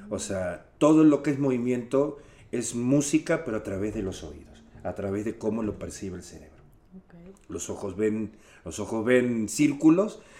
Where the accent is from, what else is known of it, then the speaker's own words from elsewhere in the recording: Uruguay; now in Mexico; Soy …, uruguayo brasilero. Chilanguayo, ya por, por, por, tiempo me lo gané, ya llevamos 30 años ya aquí en México.